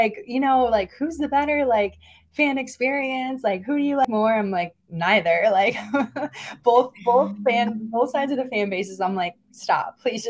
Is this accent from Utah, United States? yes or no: no; Wallingford, Connecticut, United States; moved away as an adult; now in New York City, United States; born and raised in Wallingford, Connecticut, which a lot of people don't know where that is, but I always tell people it's in New Haven County. So kind of in the New Haven area of the state, which is closer to New York than Boston.